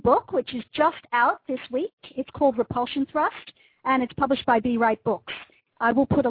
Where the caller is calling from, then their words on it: New South Wales, Australia; In New South Wales, about halfway between Sydney and Newcastle.